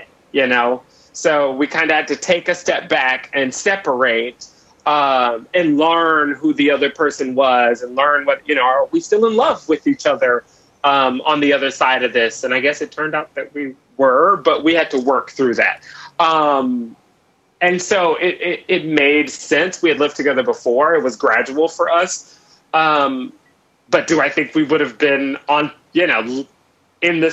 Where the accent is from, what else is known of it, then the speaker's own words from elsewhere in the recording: Mississippi, United States; moved away as an adult; now in New York, United States; Mississippi where I grew up